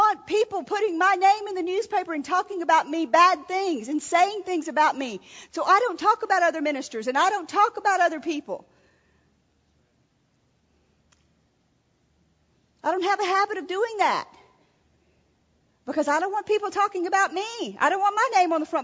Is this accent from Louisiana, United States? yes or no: yes; Louisiana, United States; We were raised in Louisiana